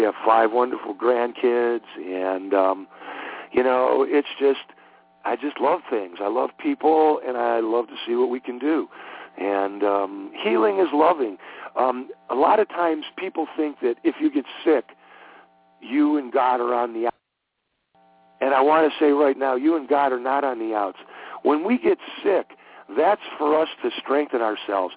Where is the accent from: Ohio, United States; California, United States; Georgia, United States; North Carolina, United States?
Ohio, United States; Cleveland; moved away; I grew up in Cleveland, Ohio